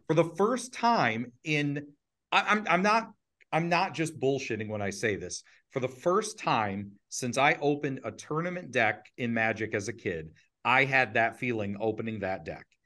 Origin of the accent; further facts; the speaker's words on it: Ohio, United States; we were raised, uh, we're, we're all from Ohio